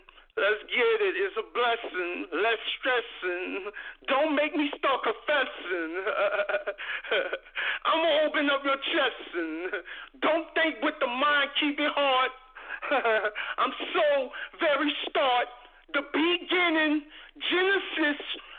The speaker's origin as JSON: {"language": "English", "town": "New Orleans", "region": "Louisiana", "country": "United States", "lives_now": "Atlanta, United States", "said": "I'm in Atlanta. You heard me. But I'm from New Orleans. Ninth Ward, Tupelo."}